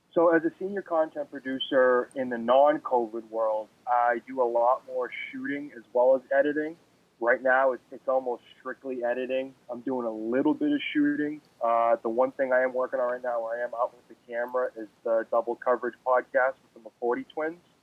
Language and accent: English; Taunton, Massachusetts, United States; just being a kid from Massachusetts, I'm from Taunton, Mass.